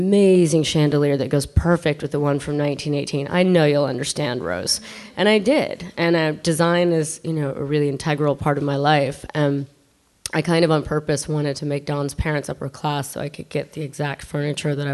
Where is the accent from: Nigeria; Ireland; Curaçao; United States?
Ireland; I'm Irish